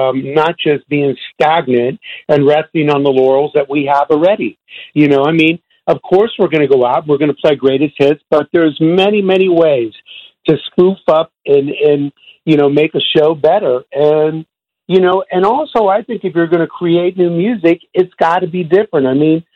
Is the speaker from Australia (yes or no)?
no; Bay Area, California, United States; We grew up together in the Bay Area here